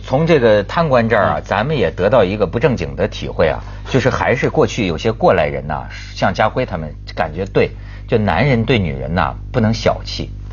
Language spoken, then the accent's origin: Chinese; China; 我一大陆人